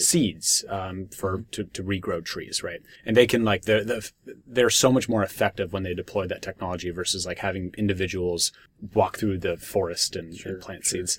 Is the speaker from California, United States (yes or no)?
yes; Berkeley, California, United States; I'm someone who's born and raised in Berkeley